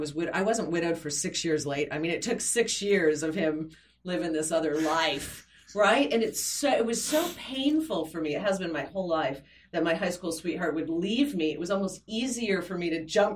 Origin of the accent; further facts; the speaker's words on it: Flint, Michigan, United States; I'm from Flint, Michigan, which is just a devastatingly poor area that has been hit by the recession.